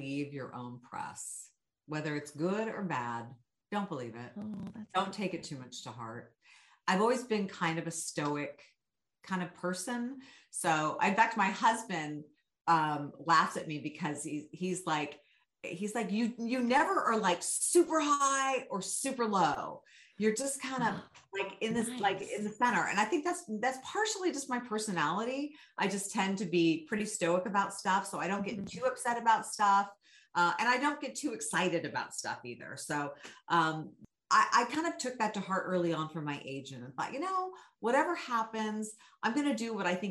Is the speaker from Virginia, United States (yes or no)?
no; Sacramento, California, United States; my hometown